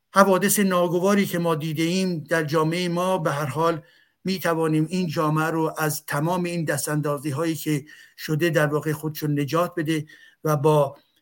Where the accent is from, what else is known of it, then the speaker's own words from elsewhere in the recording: Iran; moved away; منی که از ایران هستم